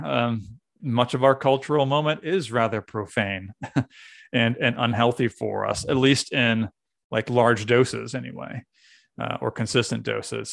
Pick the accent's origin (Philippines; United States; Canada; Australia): United States; New England; now in Pennsylvania, United States; I'm from New England